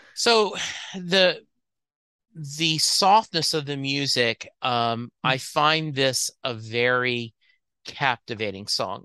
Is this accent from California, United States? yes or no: no; Lake Charles, Louisiana, United States; that's where I grew up in Lake Charles, Louisiana, is where I graduated high school